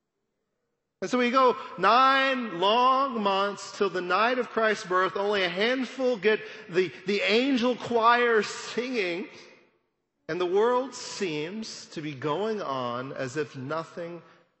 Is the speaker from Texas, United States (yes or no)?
yes; Amarillo, Texas, United States; I grew up in Amarillo